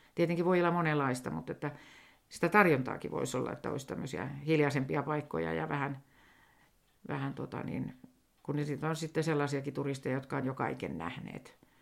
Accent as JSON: {"language": "Finnish", "town": "Helsinki", "region": "Uusimaa", "country": "Finland", "tie": "born or raised there", "accent": "Helsinki dialect", "moved": "as an adult", "lives_now": "Sodankylä, Finland", "said": "vielähän minä puhun ihan Helsingin murretta"}